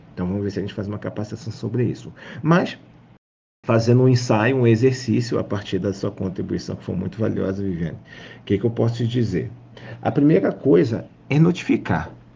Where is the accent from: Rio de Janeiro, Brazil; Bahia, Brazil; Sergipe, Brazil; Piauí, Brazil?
Rio de Janeiro, Brazil; Eu, como carioca